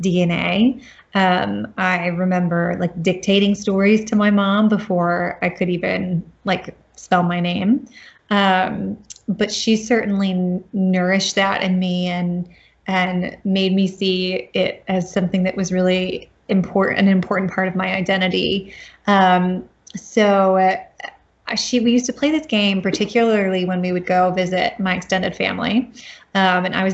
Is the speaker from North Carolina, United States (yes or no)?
yes; North Carolina, United States; moved away as an adult; also born or lived in Grantchester, England; I grew up in North Carolina